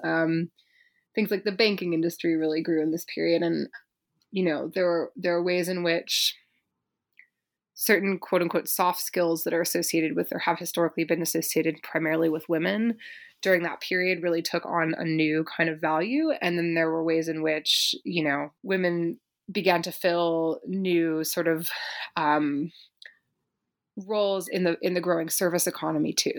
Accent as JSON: {"language": "English", "town": "Berkeley", "region": "California", "country": "United States", "tie": "born or raised there", "said": "I grew up in Berkeley, California"}